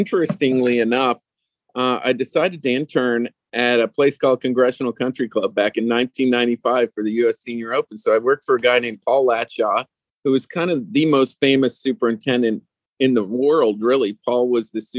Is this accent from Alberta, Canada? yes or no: no; Toronto suburbs, Ontario, Canada; moved away as an adult; also born or lived in Whistler, British Columbia; I'm originally from the Toronto suburbs